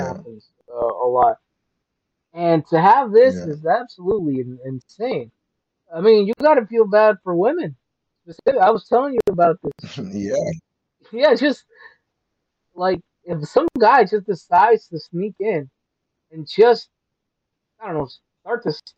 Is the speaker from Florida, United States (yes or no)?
no; Chicago, Illinois, United States; also born or lived in Atlanta, Georgia; I moved here when I was six. Though I went back to Atlanta a lot, but I still consider Chicago as like my home, you know? Definitely the hometown